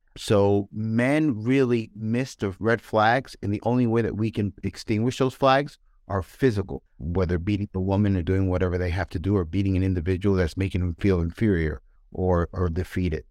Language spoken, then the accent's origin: English; New York City, New York, United States; I grew up in New York